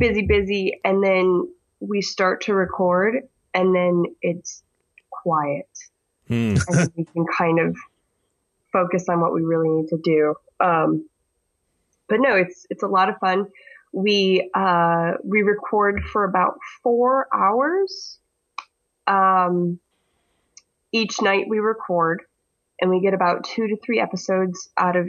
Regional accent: Michigan, United States; accent: similar to a Canadian accent; because I'm from Michigan, apparently I have an accent similar to a Canadian accent

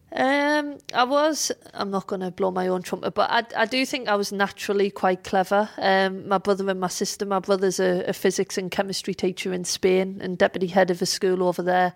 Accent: Sunderland, North East England, United Kingdom; moved away; Sunderland is my hometown, um, and Fulwell is a part of Sunderland

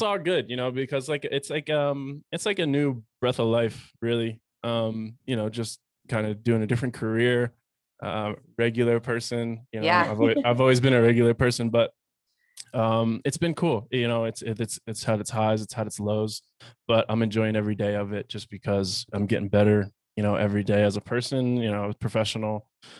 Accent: Pennsylvania, United States; You know, I'm originally from Pennsylvania. So, city kid, concrete jungle, I guess you could say, outside of Philadelphia.

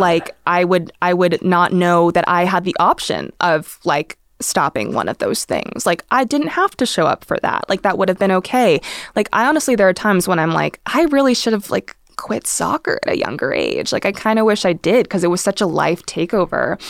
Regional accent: Irvine, California, United States; growing up in Irvine

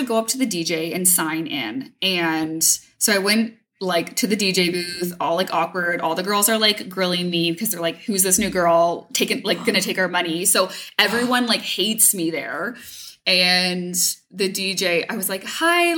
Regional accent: Hamilton, Ontario, Canada; I'm from Hamilton

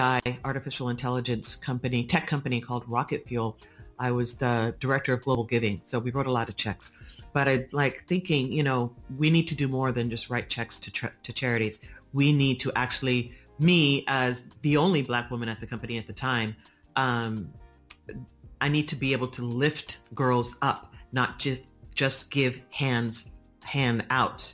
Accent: San Francisco, California, United States; I'm from San Francisco, born and raised

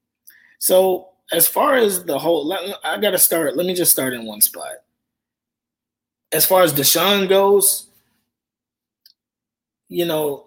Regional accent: Houston, Texas, United States; I'm from Houston. I'm born and raised in Houston

